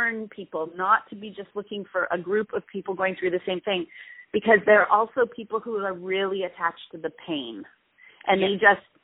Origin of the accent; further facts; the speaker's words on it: Canada; especially as being a Canadian